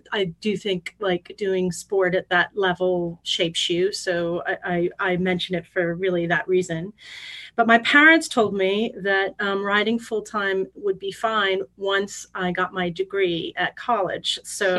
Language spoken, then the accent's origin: English; St. Louis, Missouri, United States; moved away as an adult; also born or lived in France; I'm a Midwesterner, so grew up in St. Louis, Missouri, one of five kids.